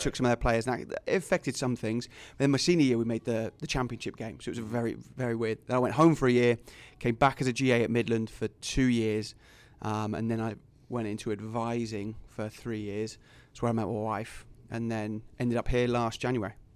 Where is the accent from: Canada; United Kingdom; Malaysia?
United Kingdom; England; moved away as an adult; also born or lived in Fremont; now in Sioux City, United States; I tell them England